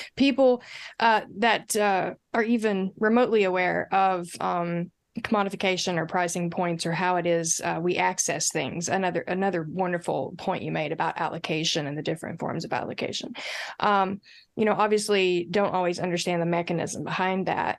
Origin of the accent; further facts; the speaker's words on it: Appalachia, United States; I'm Appalachian.